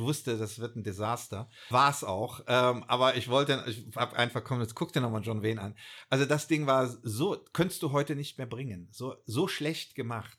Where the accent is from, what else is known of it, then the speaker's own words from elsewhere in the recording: Bonn, North Rhine-Westphalia, Germany; ich halt ein Urbonner bin, hier mhm. aufgewachsen bin in Bonn